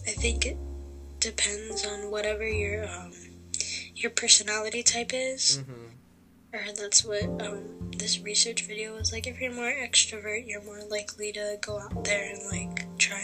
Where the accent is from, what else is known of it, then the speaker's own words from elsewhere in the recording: Kaneohe, Hawaii, United States; from Kaneohe.